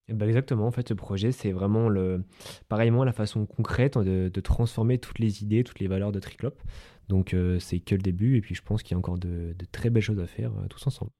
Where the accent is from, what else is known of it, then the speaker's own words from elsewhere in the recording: Haute-Savoie, Auvergne-Rhône-Alpes, France; chez nous en Haute-Savoie